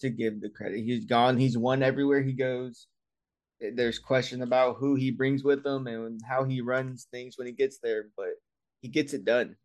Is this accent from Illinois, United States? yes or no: no; Lafayette, Indiana, United States; moved away as an adult; now in Indianapolis, United States; originally from Lafayette, so Purdue country